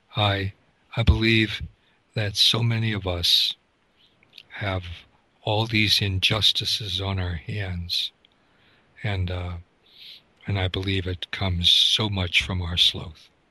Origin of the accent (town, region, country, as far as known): United States